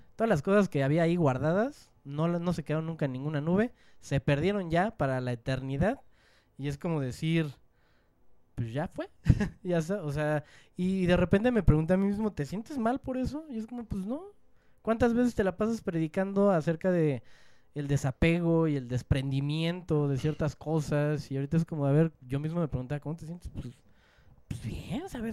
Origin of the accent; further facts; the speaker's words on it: Mexico; soy mexicano